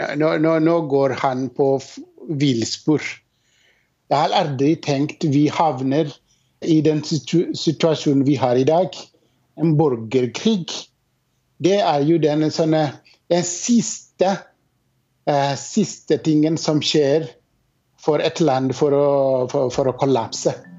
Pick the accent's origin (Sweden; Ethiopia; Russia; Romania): Ethiopia; moved away